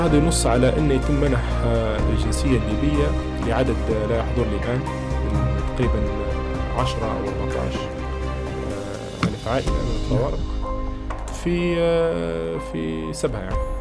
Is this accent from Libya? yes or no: yes; Libya; أنا كليبي، انولدت في ليبيا وعشت في ليبيا